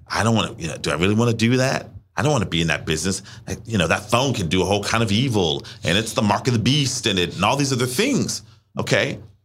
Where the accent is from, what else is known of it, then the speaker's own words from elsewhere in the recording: Richmond, Virginia, United States; moved away as an adult; also born or lived in Washington, D.C.; I'm from Richmond. I'm now living in Washington, D C.